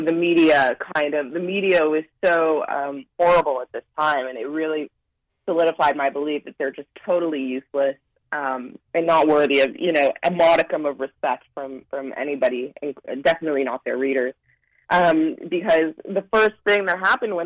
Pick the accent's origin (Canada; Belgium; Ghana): Canada; moved away as an adult; now in New York, United States; I'm from Canada originally. I'm a dual citizen of the U.S. and Canada, and I grew up in Canada.